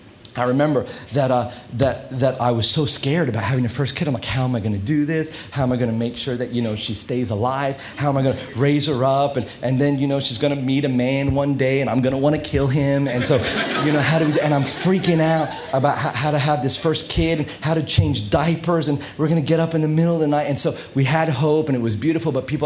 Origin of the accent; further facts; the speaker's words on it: Australia; And I'm Australian. Accent, I know it's a bit weird. I put it on because Kate likes the American accent. I got her, so I win. But we're Aussie, but we went to the U.S.